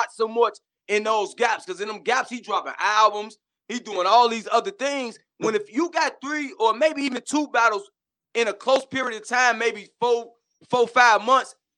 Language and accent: English; Chicago, Illinois, United States; I'm from Chicago